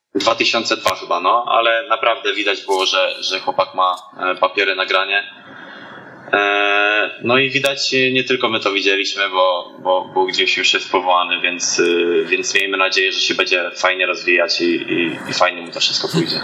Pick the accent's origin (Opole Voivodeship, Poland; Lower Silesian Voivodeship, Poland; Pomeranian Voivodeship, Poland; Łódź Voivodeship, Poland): Opole Voivodeship, Poland; Namysłów; moved away; do rodzinki do Namysłowa, pochodzę z Namysłowa